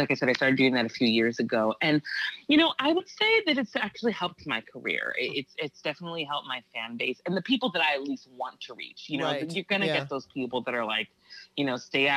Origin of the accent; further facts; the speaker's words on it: Santa Barbara, California, United States; moved away as an adult; now in Los Angeles, United States; I'm originally from Santa Barbara, California, and I live in Los Angeles now